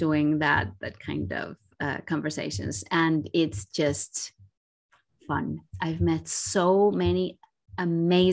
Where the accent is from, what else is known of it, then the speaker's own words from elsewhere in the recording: Santo Domingo, Dominican Republic; moved away; I am originally from the Dominican Republic. I grew up and was born in Santo Domingo